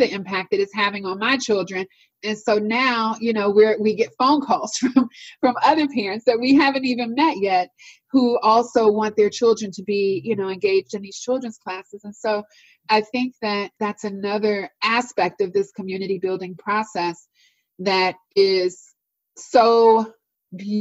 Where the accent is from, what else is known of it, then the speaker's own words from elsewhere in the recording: Washington, District of Columbia, United States; moved away as an adult; now in Northern Virginia, United States; the neighborhood that I grew up in Washington, D.C.